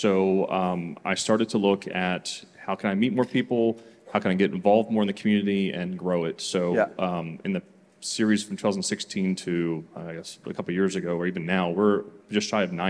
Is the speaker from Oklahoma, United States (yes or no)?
no; Mount Airy, Maryland, United States; I'm from Mount Airy, Maryland.